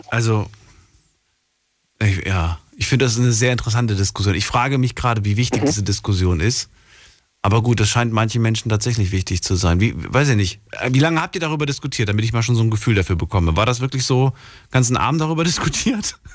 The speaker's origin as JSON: {"language": "German", "town": "Wiesbaden", "region": "Hesse", "country": "Germany", "said": "Ich, ich komme aus Wiesbaden."}